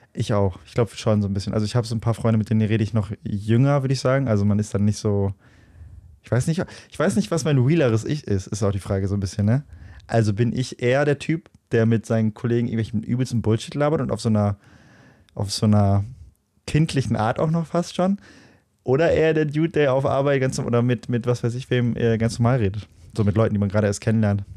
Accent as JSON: {"language": "German", "town": "Löhne", "region": "North Rhine-Westphalia", "country": "Germany", "tie": "born or raised there", "said": "wo ich herkomme, wo meine Heimat ist, so, warum, also, ne, dann sage ich mal Löhne"}